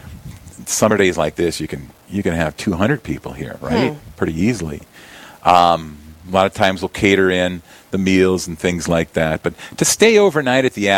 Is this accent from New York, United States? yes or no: no; Yankton, South Dakota, United States; I'm from Yankton